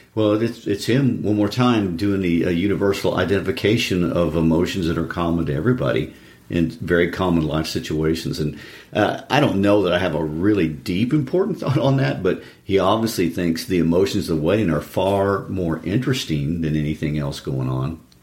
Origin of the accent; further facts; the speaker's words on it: Lawson, Missouri, United States; my hometown in Lawson